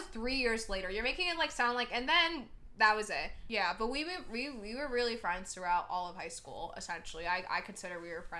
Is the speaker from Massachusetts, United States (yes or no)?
no; New Jersey, United States; first language English; I just speak English. We're from New Jersey.